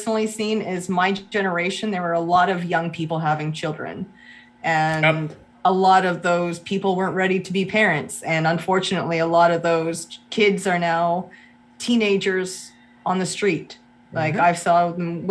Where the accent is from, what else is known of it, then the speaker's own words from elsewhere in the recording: Brockville, Ontario, Canada; my hometown of Canada